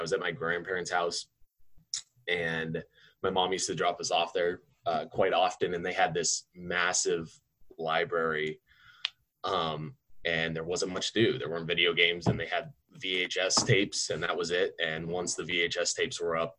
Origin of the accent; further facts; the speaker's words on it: Tucson, Arizona, United States; I'm from Tucson, Arizona, born and raised